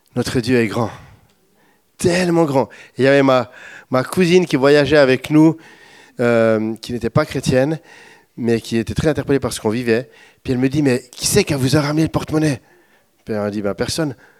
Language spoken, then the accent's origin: French; Switzerland; moved away; Je suis un bon Suisse